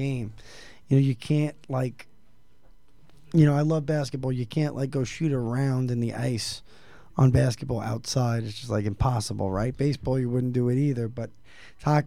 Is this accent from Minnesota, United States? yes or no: no; New York City, New York, United States; moved away; I grew up in New York City